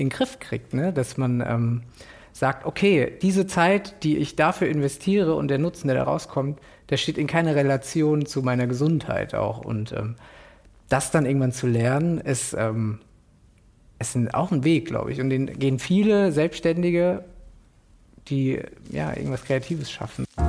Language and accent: German; Frankfurt, Hesse, Germany; now in Berlin, Germany; Äh, Frankfurt Stadt. Mhm. Also ich bin auch in so, einem, in so einem Ghetto auch groß geworden